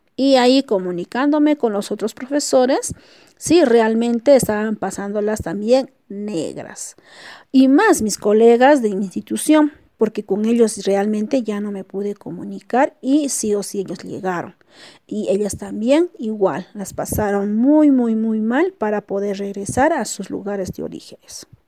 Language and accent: Spanish; Cusco, Peru; also born or lived in Incahuasi, La Convención; Mi ciudad natal es Cusco, lugar donde paso todas mis vacaciones con mi familia